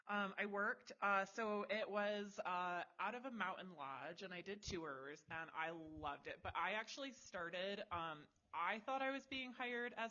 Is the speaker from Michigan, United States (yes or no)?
yes; Michigan, United States; now in Wyoming, United States; I grew up in Michigan